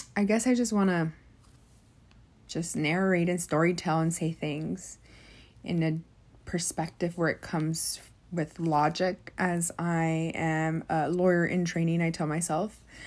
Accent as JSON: {"language": "English", "country": "United States", "said": "being college educated and being Mexican American"}